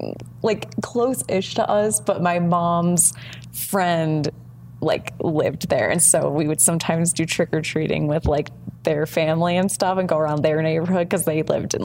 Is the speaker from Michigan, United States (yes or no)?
yes; Michigan, United States; growing up in Michigan